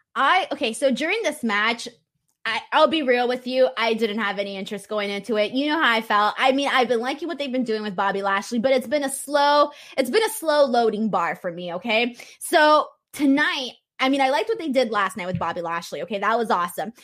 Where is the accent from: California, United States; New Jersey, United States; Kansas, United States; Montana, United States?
California, United States; California, my hometown